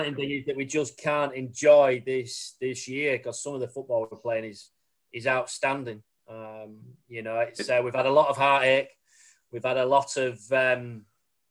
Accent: Baildon, Yorkshire and the Humber, United Kingdom; also born or lived in Shipley / Bradford; I was born in Bradford, well, in Shipley, lived in Bailden all my life, grew up there

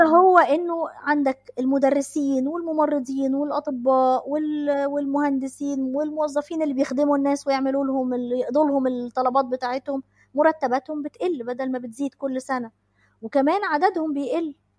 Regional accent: Egypt; عندنا في مصر

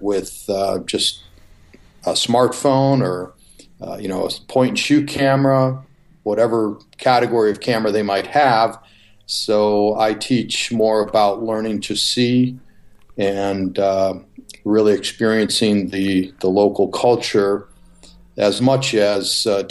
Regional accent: Chicago, Illinois, United States; moved away; also born or lived in Newport Beach, California; Chicago, my hometown.

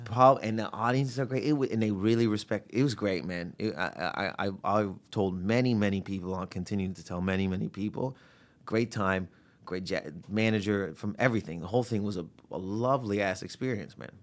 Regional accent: Windsor, Ontario, Canada; growing up in Windsor

